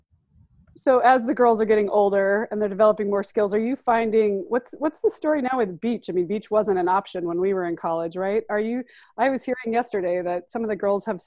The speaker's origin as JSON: {"language": "English", "region": "Montana", "country": "United States", "tie": "born or raised there", "said": "I grew up in Montana"}